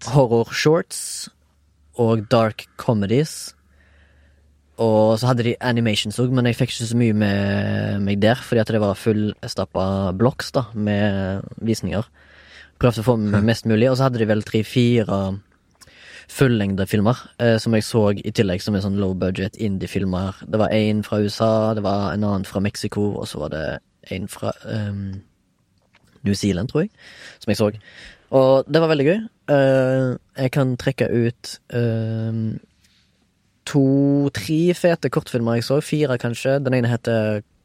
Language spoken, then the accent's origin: Norwegian; Haugesund, Rogaland, Norway; now in Oslo, Norway; Jeg er fortsatt ifra Haugesund, men bor i Oslo.